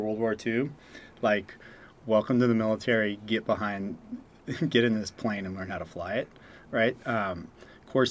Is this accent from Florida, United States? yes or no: no; Chino, California, United States; also born or lived in Newport Beach; I grew up in Chino with the strawberry fields and cow fields just on every single corner